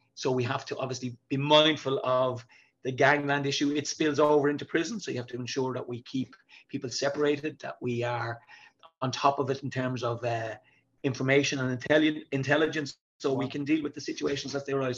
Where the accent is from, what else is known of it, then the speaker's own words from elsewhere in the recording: Dublin, Leinster, Ireland; I'm from Dublin. I'm from a place called the South Inner City